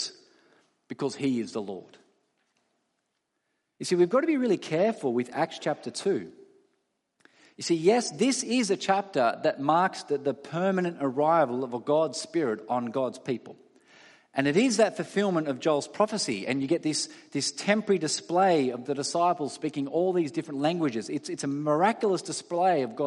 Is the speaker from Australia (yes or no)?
yes; Australia; all of us as Australian citizens